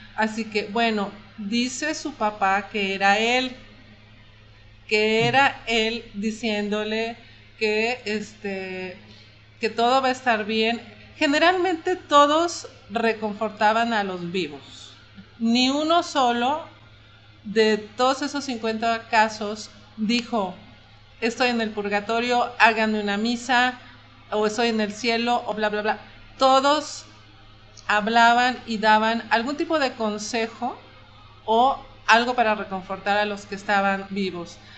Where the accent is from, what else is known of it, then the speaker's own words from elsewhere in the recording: Mexico; los mexicanos somos así